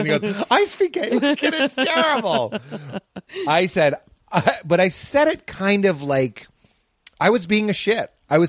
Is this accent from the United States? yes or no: yes; United States; we're young and stupid and American